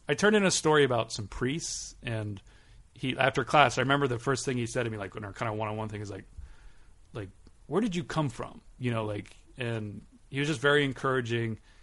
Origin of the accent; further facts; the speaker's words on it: Southern California, United States; also born or lived in Long Beach / Westchester, Los Angeles / Berkeley; now in Los Angeles, United States; I grew up in Southern California